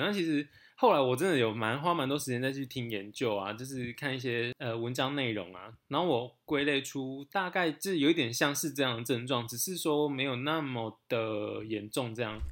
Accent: Taiwan; 我们就是从小在台湾的思想里面长大的

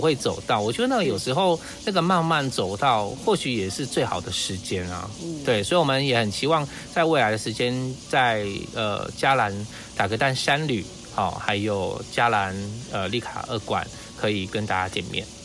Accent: South-link area, Taitung County, Taiwan; 我们南回

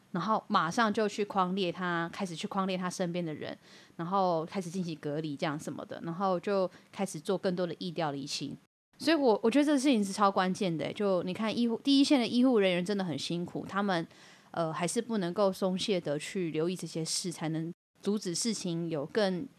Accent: Taiwan; 我们台湾人

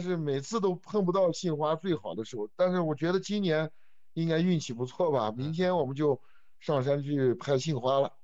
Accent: Xinjiang, China; 是爷爷辈的就已经来新疆了

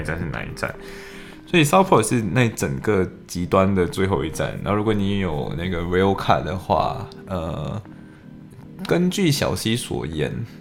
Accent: Malaysia; moved away as an adult; now in Liverpool, United Kingdom; 我的家乡，我在马来西亚，天天你要看夕阳，就去看夕阳

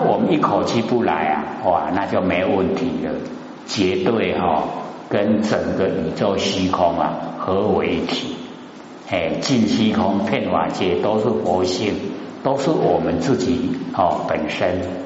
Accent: Taiwan; 我们台湾话讲的是最好了，叫做过身

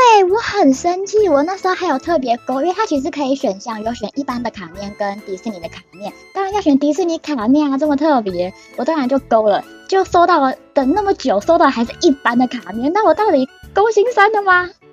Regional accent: Taiwan; moved away as an adult; now in Japan; 我是日本人、台湾人

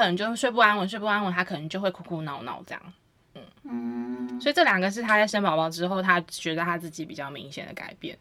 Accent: Taiwan; 对于我们台湾人来说

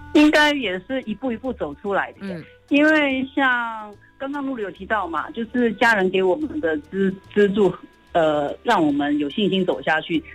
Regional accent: Hong Kong; now in Taiwan; 我是转桥生，我在香港出生的，所以我毕业之后就回到香港，然后我是从事了记者的工作，我做了大概二十年

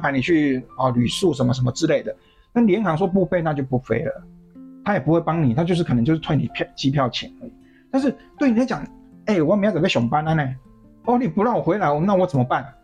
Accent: southern Taiwan, Taiwan; 我是南部人

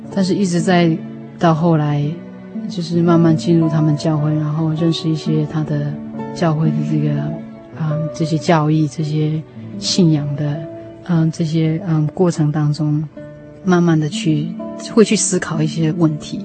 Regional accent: Taiwan; moved away as an adult; now in United States; 因为读完书我就是想说赶快回国来

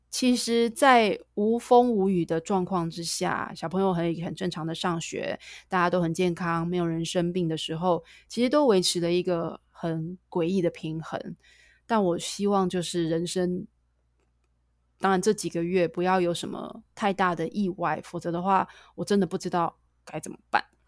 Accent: Taiwan; moved away as an adult; also born or lived in United States / Shanghai; 我一直在台湾生活到二十九岁，二十八岁才出远门，一直在外面，美国、上海待

